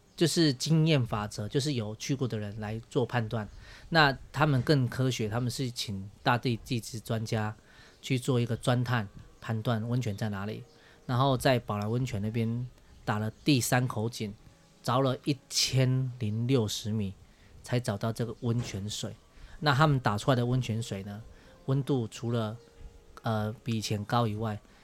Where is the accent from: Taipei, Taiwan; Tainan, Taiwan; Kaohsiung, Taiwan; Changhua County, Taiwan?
Kaohsiung, Taiwan; Liugui; 我是土生土长在这边的六龟小孩